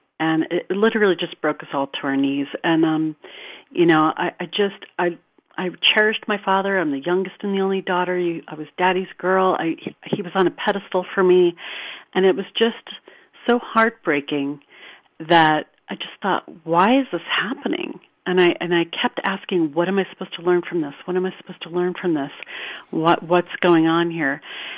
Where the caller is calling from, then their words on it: California, United States; I'm calling from Northern California.